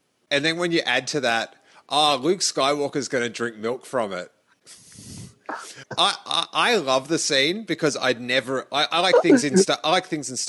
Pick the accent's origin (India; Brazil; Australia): Australia; accent: Australian; my Australian accent